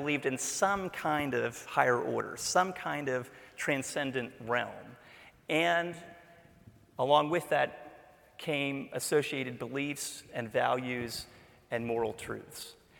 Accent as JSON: {"language": "English", "town": "Memphis", "region": "Tennessee", "country": "United States", "tie": "born or raised there", "said": "It was just that I grew up in Memphis. Like most southern U.S. cities in the 1960s, Memphis was overflowing with Christianity."}